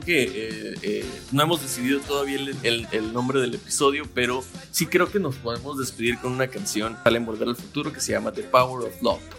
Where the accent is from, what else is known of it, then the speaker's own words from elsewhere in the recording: Mexico; como soy mexicano y estoy en México